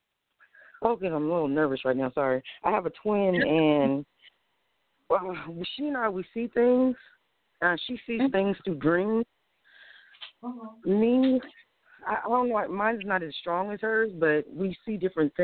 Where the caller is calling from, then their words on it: San Bernardino, California, United States; I'm calling from San Bernardino